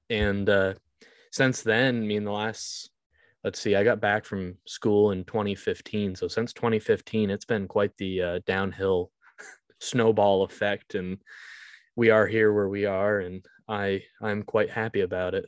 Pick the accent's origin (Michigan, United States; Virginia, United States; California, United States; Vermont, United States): Vermont, United States; I was born in Vermont.